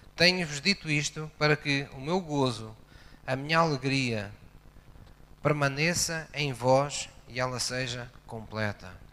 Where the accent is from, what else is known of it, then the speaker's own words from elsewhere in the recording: Portimão, Algarve, Portugal; also born or lived in Tavira; quando era miúdo, eh, eu vivia em Portimão, mas eu nasci em Tavira.